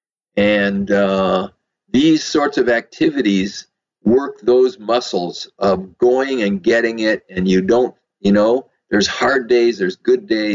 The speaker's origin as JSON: {"language": "English", "town": "Madison", "region": "Wisconsin", "country": "United States", "tie": "born or raised there", "also_born_or_lived": "San Diego", "moved": "as an adult", "said": "I was born in Madison, Wisconsin. And I went to college and medical school there"}